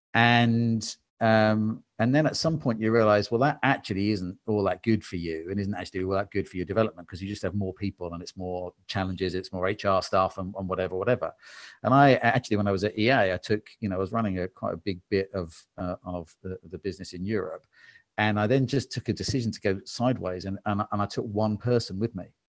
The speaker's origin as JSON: {"language": "English", "region": "England", "country": "United Kingdom", "said": "I'm English-British"}